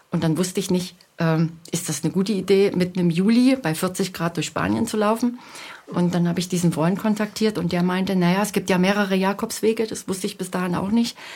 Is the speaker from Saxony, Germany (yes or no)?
yes; Leipzig, Saxony, Germany; Ich komme ja aus der Region Leipzig, wo keine Berge sind.